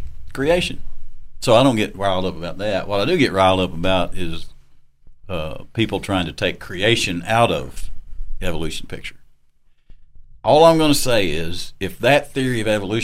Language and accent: English; Arkansas, United States; moved away; people I grew up with back in Arkansas